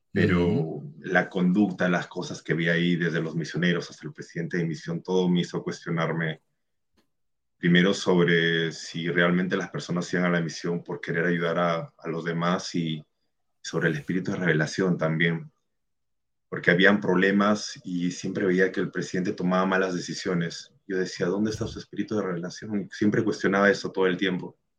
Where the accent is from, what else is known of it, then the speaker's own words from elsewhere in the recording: Peru; Yo también soy de Perú.